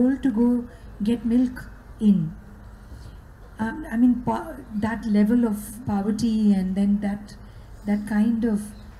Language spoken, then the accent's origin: English; Amritsar, Punjab, India; my hometown of Amritsar